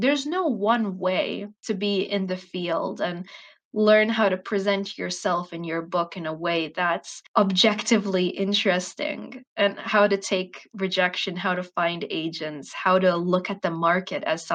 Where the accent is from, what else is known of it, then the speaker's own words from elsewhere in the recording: Bosnia & Herzegovina; also born or lived in United States; I do not live in the United States, even though I was born there. I'm Bosnian and I live in Bosnia